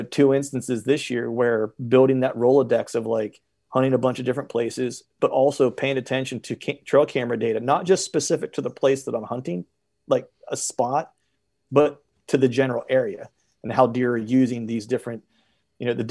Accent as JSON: {"language": "English", "region": "Pennsylvania", "country": "United States"}